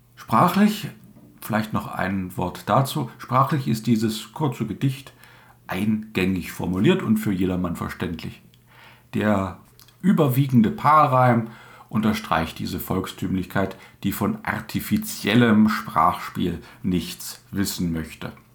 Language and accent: German; Dessau, Saxony-Anhalt, Germany; accent: Dessau dialect, similar to Berlinerisch; den Regiolekt meiner Heimat einigermaßen. Ich komme aus Dessau